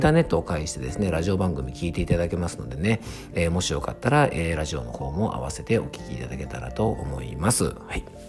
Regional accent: Yamanashi, Japan; 僕の地元の山梨県のですね

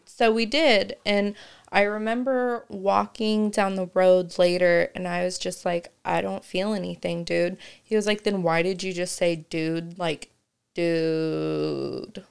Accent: Kokomo, Indiana, United States; I grew up in Kokomo

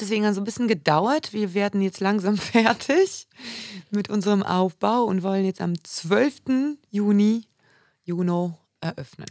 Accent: Warsaw, Masovian Voivodeship, Poland; also born or lived in Düsseldorf; now in Oldenburg, Germany; ich bin in Warschau geboren, wird man wahrscheinlich auch hören, immer wieder

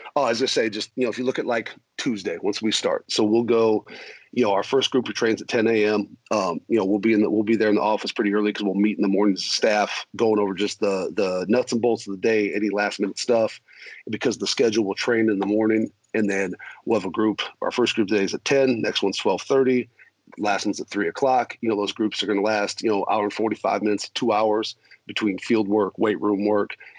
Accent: South Dakota, United States; also born or lived in Minnesota; growing up in South Dakota, family from Minnesota. I was born in Minnesota.

